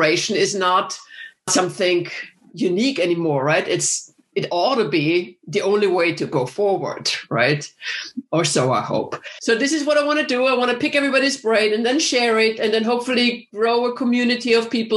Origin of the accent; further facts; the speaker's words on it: Vienna, Austria; moved away as an adult; also born or lived in Texas / Hawaii / Chicago; I'm from Vienna, Austria originally, but I've lived many years in the States